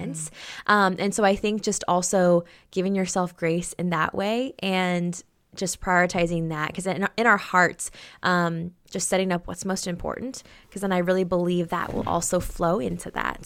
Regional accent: Oregon, United States; born and raised in Oregon

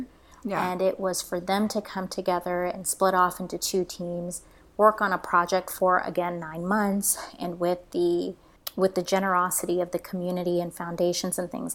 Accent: Florida, United States; moved away as an adult; now in Tulsa, United States; I'm originally from Florida

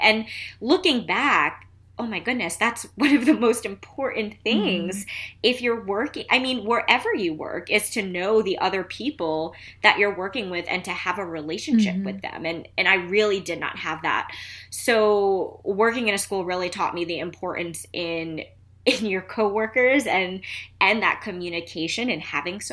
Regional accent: New York City, New York, United States; now in Philadelphia, United States; I'm originally from Queens, New York. I lived in a town in Queens called Flushing

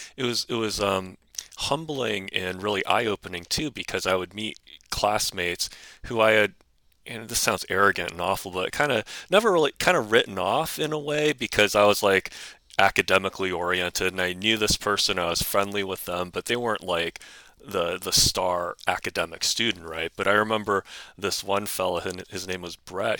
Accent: Ohio, United States; moved away as an adult; also born or lived in Boston, Massachusetts / New York metro area; now in Arlington, United States; I grew up in Ohio

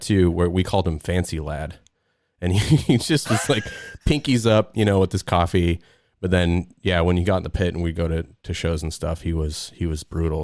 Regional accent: Salt Lake City, Utah, United States; I'm from Salt Lake

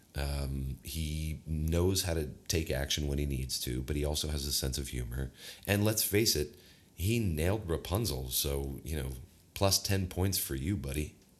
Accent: American Midwest, United States; we are from the American Midwest

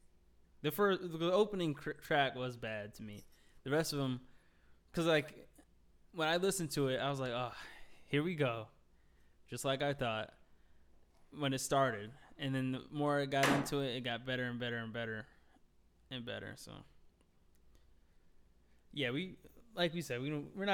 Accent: Miami, Florida, United States; I was born in Miami

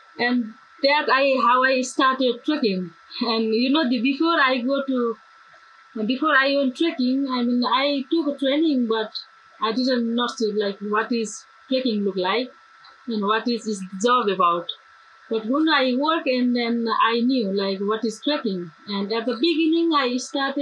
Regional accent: Nepal; also born or lived in Pokhara; there was no internet access in my hometown

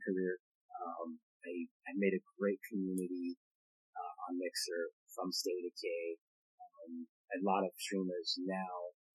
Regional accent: Canada; I am Canadian

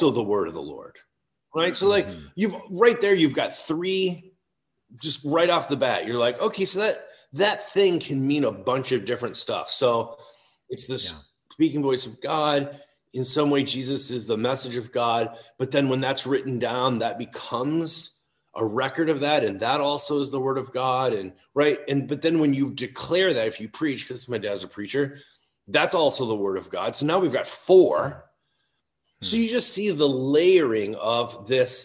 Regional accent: Chicago, Illinois, United States; also born or lived in Ohio / Toccoa Falls, Georgia; I grew up outside Chicago

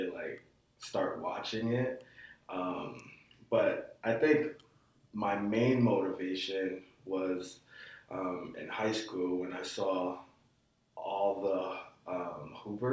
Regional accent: New York, United States; moved away as an adult; also born or lived in Slippery Rock, Pennsylvania; I'm from New York

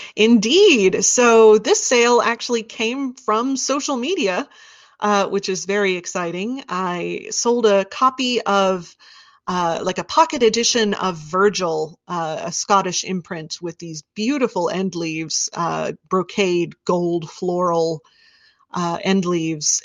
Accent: Wichita, Kansas, United States; I grew up in Wichita, Kansas

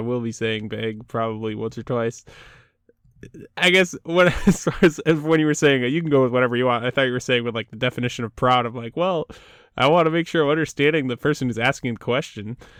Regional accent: United States; there are many things I love about being American

